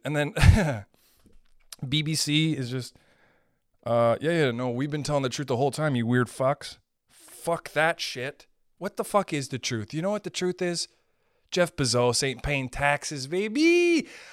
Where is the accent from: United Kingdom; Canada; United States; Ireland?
Canada; I'm a Canadian